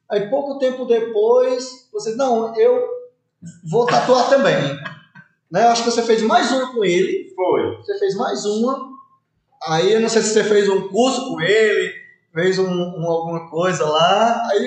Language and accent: Portuguese; Ceará, Brazil; como cearense seria um balançador de rede.